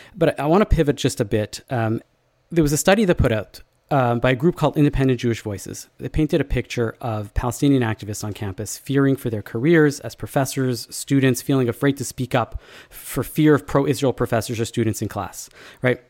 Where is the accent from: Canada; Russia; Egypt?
Canada; the messaging drilled into us as Canadian Jews